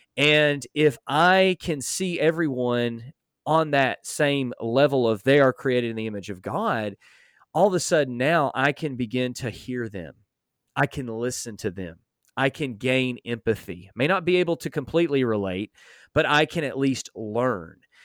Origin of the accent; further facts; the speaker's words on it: Alabama, United States; I grew up in Alabama